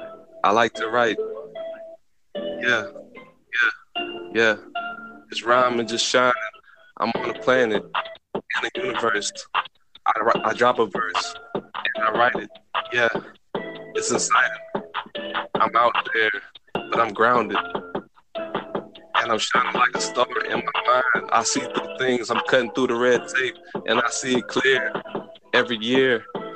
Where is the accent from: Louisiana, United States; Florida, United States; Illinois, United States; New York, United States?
Louisiana, United States; We're from Louisiana, but shout out to Dub.